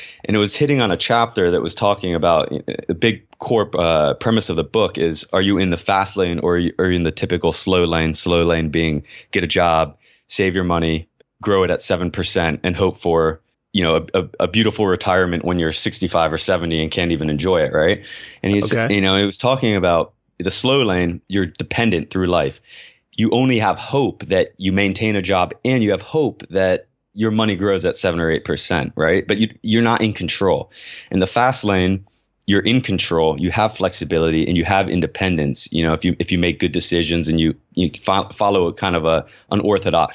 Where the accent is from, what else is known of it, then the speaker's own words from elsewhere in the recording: United States; I'm an American